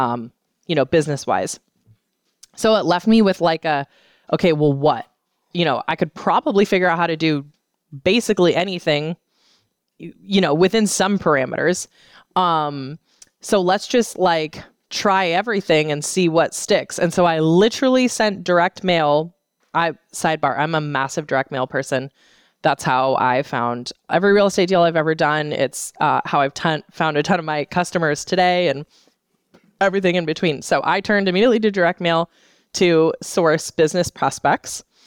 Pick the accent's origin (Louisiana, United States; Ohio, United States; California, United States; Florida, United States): California, United States; San Francisco Bay Area; moved away; I was born and raised in the San Francisco Bay Area, um, about thirty miles east of the city center